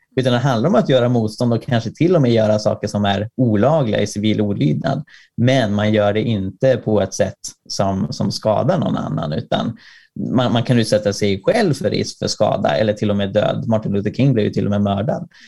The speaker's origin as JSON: {"language": "Swedish", "country": "Sweden", "said": "jag är från Sverige"}